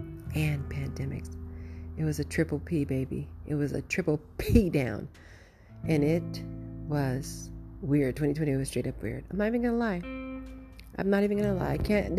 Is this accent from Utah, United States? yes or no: no; New York, United States; I came home and look at my house. It looks like Macy's, you know, and I'm from New York and we used to go into Macy's